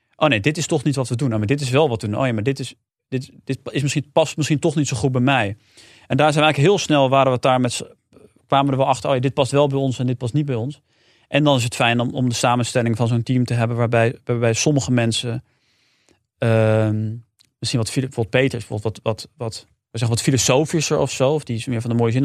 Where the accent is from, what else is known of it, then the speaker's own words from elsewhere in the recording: Amersfoort, Utrecht, Netherlands; Ik kwam uit Amersfoort